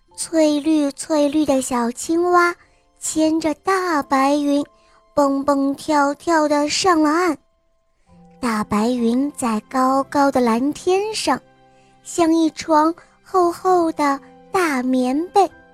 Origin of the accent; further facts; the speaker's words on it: Yantai, Shandong, China; 今年六岁了，我来自烟台